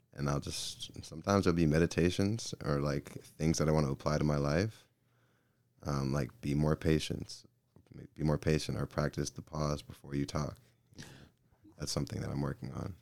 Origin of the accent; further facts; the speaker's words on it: Gwinnett County, Georgia, United States; moved away; I'm from Gwinnett County, Georgia